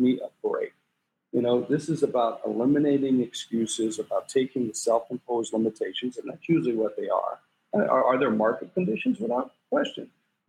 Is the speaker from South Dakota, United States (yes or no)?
yes; South Dakota, United States; also born or lived in various US states; Yeah, I'm from South Dakota. I'm a place that most people only know on a map. I grew up in a military family. My father was in the military. We lived all over the U.S. and we finally settled in South Dakota a couple times.